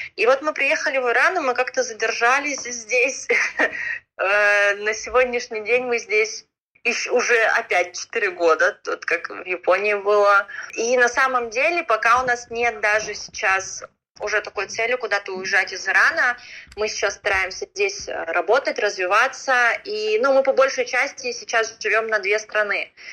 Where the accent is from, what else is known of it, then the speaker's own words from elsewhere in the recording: Khabarovsk, Khabarovsk Krai, Russia; moved away as an adult; now in Iran; Я сама с Дальнего Востока, из города Хабаровска